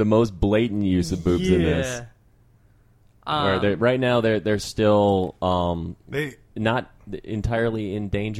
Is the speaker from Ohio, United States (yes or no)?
yes; Cleveland, Ohio, United States; I'm from Cleveland, in case you didn't catch that.